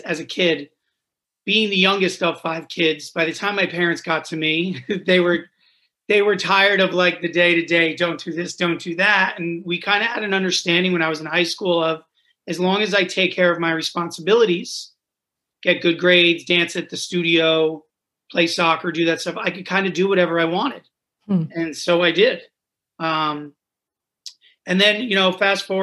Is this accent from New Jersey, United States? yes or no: yes; New Jersey, United States; I grew up the youngest of 5 kids in New Jersey